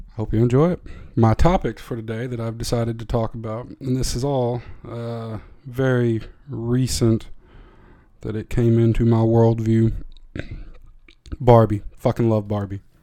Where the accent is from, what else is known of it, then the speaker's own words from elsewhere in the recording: Tennessee, United States; I am from Tennessee